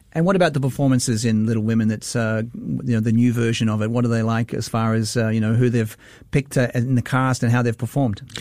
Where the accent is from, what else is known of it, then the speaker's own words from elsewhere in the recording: Australia; now in Singapore; as an Australian